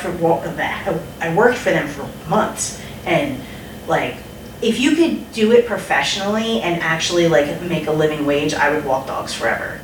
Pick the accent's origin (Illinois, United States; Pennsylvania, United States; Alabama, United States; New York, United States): Pennsylvania, United States; Philadelphia; moved away; I'm from Philly